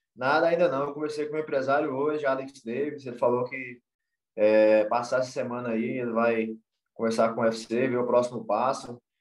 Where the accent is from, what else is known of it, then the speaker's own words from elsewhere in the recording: Montes Claros, Minas Gerais, Brazil; eu sou norte mineiro raiz aqui mesmo, do interior de, de Minas Gerais aqui